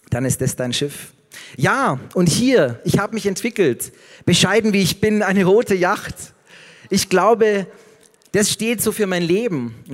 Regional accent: Passau, Bavaria, Germany; wie in meiner Heimat Passau

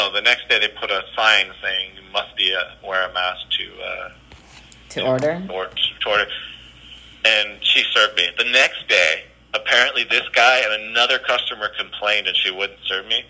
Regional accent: Berkeley, California, United States; I'm talking about my hometown

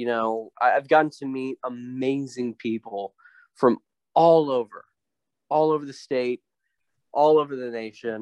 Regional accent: Midland, Texas, United States; also born or lived in Dallas, Texas; I started in my hometown in Midland, Texas, and eventually, I went to, down here to Dallas later on

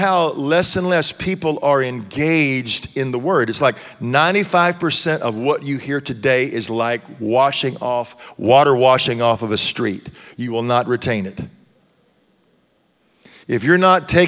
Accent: Texas, United States; now in Tennessee, United States; I grew up in Texas

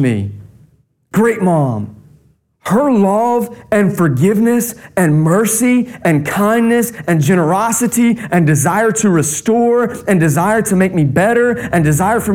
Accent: North Carolina, United States; I grew up in North Carolina

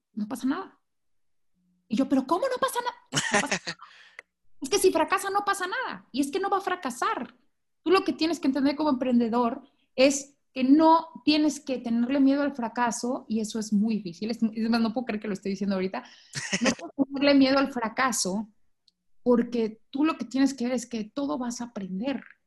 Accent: Mexico; moved away as an adult; now in Guatemala; soy de México

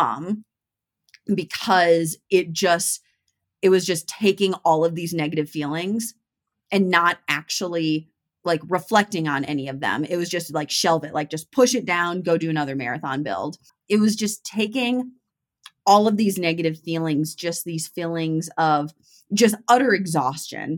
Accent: Midwest, United States; I'm from the Midwest

